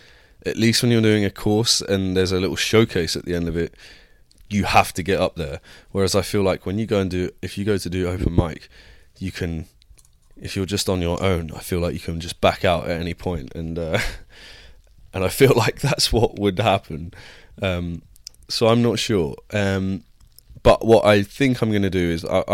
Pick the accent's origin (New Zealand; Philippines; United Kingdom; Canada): United Kingdom; moved away as an adult; now in United States; I'm too British